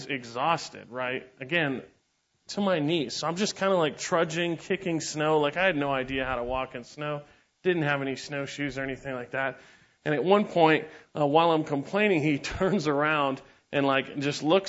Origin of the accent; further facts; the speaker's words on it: San Diego, California, United States; I grew up in San Diego